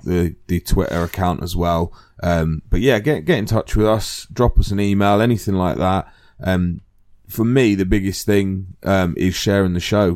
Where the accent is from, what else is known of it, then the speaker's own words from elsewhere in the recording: United Kingdom; we're British